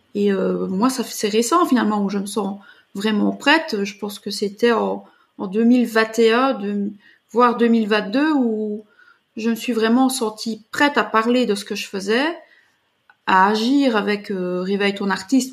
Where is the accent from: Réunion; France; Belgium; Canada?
Belgium; je suis originaire de Belgique